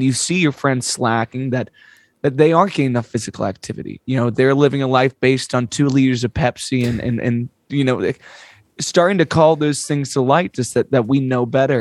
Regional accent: United States; as an American

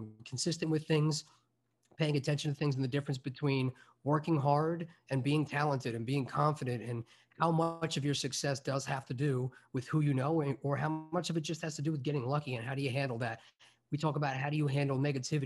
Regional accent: Long Island, New York, United States; also born or lived in Albany, New York / Chicago; I grew up on Long Island

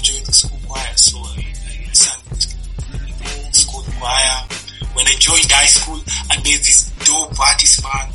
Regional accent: Nairobi, Kenya; I'm from Nairobi, Kenya. I'm from Kibera.

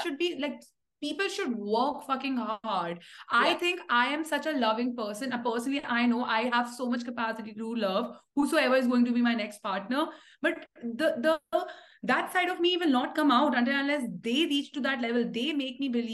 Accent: India; I come from India

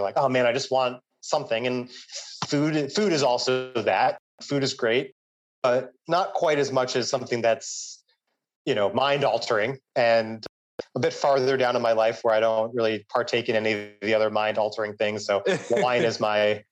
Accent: United States; moved away as an adult; now in Vietnam; this far away from where everything started is now my home, way more than what I associate New York

